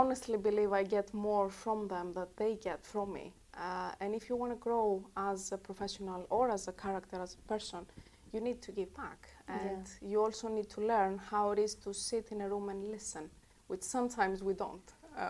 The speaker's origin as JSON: {"language": "English", "country": "Greece", "tie": "born or raised there", "second_language": "English", "moved": "as an adult", "said": "Of course, I'm growing up in Greece. I left in 2008 when the crisis hit"}